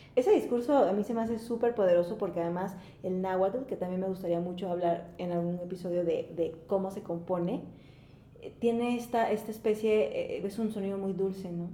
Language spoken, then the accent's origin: Spanish; Mexico; nosotros como mexicanos